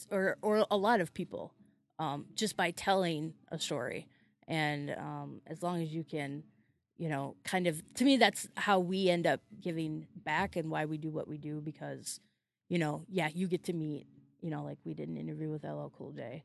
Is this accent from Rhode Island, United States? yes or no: no; North Dakota, United States; moved away as an adult; also born or lived in Florida / Kansas; now in Minneapolis, United States; I'm from North Dakota